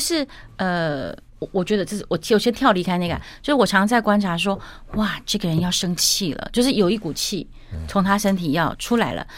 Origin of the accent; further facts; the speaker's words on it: Taichung, Taiwan; 我台中人嘛，是。所以我在东海大学的那个大球场上哇，练唱，哦。那我爸是东海的教授